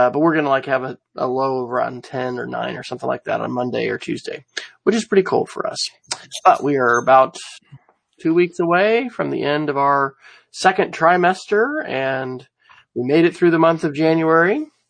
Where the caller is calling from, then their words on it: Oklahoma City, Oklahoma, United States; I'm joining you from Oklahoma City, where it's been very temperate and warm